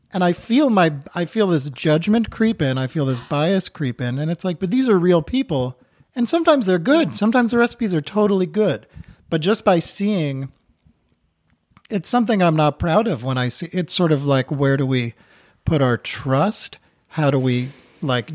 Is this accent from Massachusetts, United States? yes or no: yes; Newton, Massachusetts, United States; moved away as an adult; also born or lived in New York City; now in Vermont, United States; I grew up outside of Boston in Newton, Massachusetts, and then I lived in New York City for fifteen years